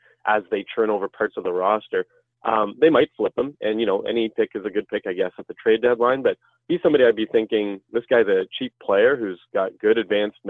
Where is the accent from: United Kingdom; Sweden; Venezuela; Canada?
Canada; Ottawa, Ontario; I'm from the Ottawa area